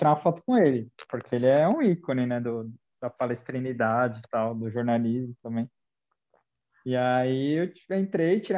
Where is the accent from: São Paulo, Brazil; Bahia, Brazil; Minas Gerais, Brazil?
São Paulo, Brazil; São Caetano do Sul; Mas eu sou, eu sou de São Caetano e em São Caetano tem muito palmeirense, mano.